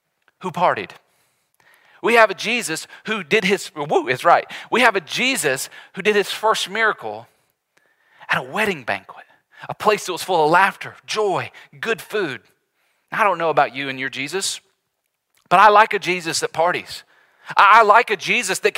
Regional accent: the South, United States; we grew up in the South, Southerners here

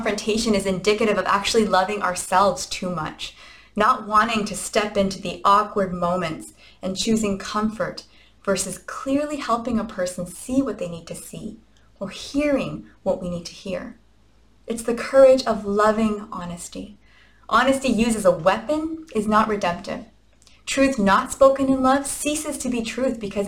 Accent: Canada; we are Canadian after all

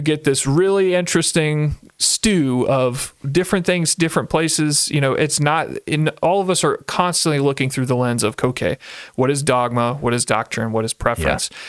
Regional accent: Central Virginia, United States; moved away as an adult; now in Ohio, United States; I grew up in Central Virginia

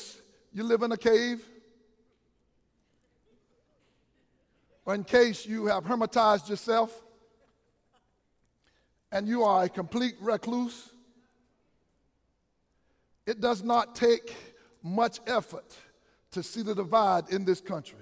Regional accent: Wilmington, United States; I grew up understanding that in the Wilmington area, the radio station would say, we are men with music and not boys with noise

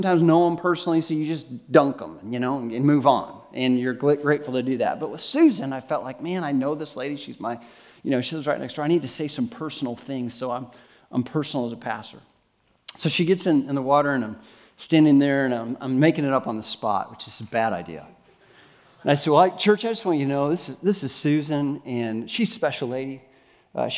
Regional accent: Northwest Illinois, United States; moved away; I'm from Northwest Illinois, and grew up near the Quad City area of Iowa

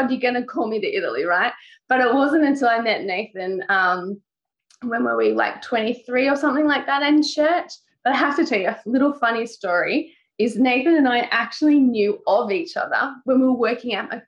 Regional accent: Newcastle, New South Wales, Australia; moved away as an adult; now in Sri Lanka; Lived in Newcastle my whole life until we went to Sri Lanka 2 years ago.

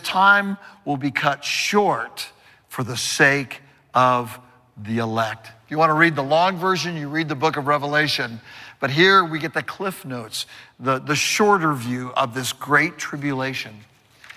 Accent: California, United States; I'm from California, and I've seen many earthquakes

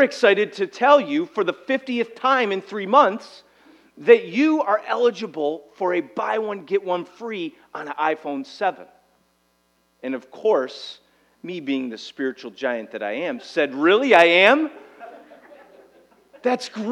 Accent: United States; we as an American society

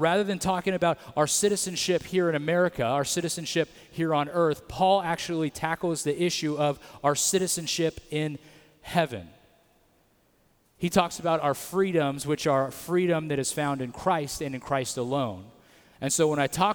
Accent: Atwater, California, United States; I grew up in Atwater

